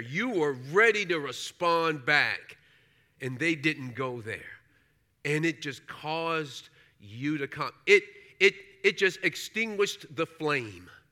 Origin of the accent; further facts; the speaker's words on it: New York City, New York, United States; I grew up in Brooklyn, uh, New York